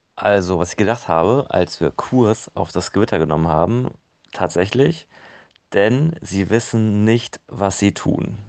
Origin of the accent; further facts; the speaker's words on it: Osnabrück, Lower Saxony, Germany; ich komme aus Osnabrück